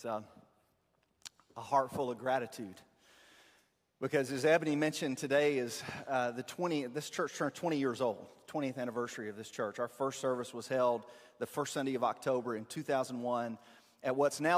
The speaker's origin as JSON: {"language": "English", "town": "Hohenwald", "region": "Tennessee", "country": "United States", "said": "I'm from Hohenwald, and we can count the red lights on one hand"}